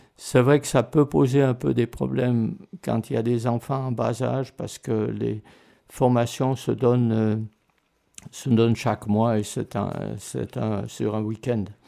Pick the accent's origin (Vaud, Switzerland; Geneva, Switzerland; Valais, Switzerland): Valais, Switzerland; Martigny; moved away as an adult; also born or lived in Lausanne / Canada; je suis né à Martigny, en Valais